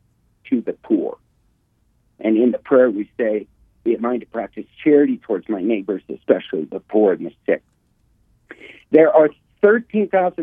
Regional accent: United States

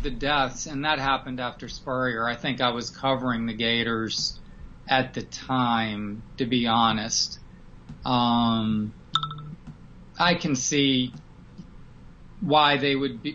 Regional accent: Richmond, Virginia, United States; I'm from Richmond, Virginia

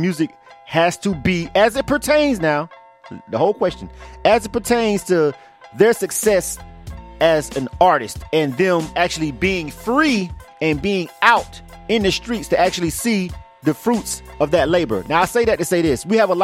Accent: Panama City, Florida, United States; moved away as an adult; now in Atlanta, United States; I'm from Panama City, Florida

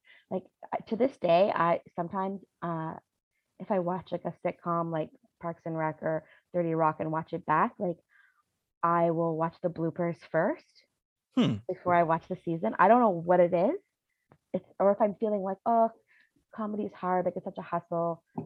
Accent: Ottawa, Ontario, Canada; moved away; also born or lived in Toronto; I grew up in Ottawa, and then we moved to Toronto.

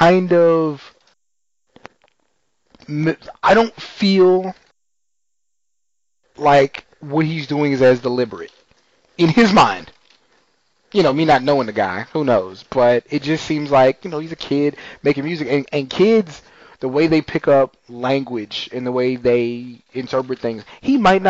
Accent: Texas, United States; growing up in Texas

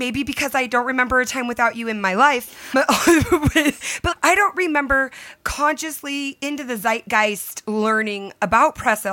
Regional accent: San Diego, California, United States; I'm born and raised San Diego

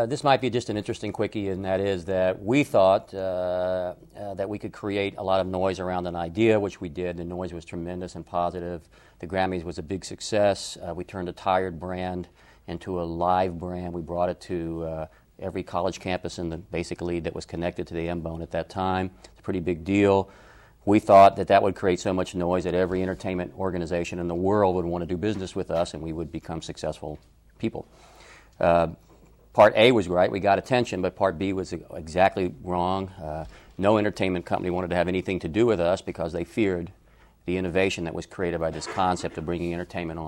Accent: Atlanta, Georgia, United States; moved away; also born or lived in Los Angeles; I was raised in Atlanta

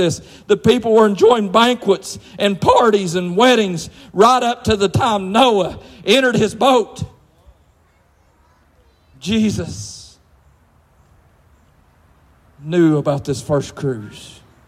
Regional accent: Lewis County, Kentucky, United States; I'm a hoodlum from Lewis County.

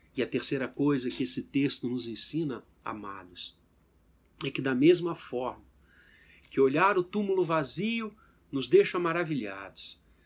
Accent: Brazil; nós apenas como brasileiros

